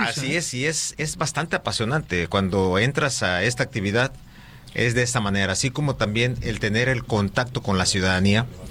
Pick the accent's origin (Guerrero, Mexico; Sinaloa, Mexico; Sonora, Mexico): Guerrero, Mexico; Acapulco; Yo nací aquí en Acapulco. Soy acapulqueño eh, y siempre he estado aquí en Acapulco